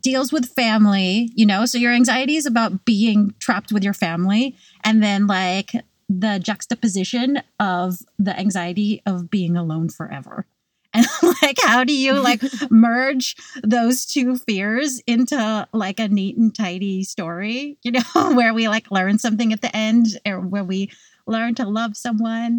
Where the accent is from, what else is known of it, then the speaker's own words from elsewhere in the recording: California, United States; I grew up in California and it never was cold